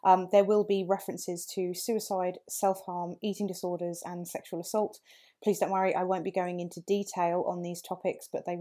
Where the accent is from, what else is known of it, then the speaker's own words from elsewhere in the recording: England, United Kingdom; also born or lived in Canada; I'm Canadian and I know I don't sound it, but I've been here a while. And I came to England when I was six, seven, somewhere around there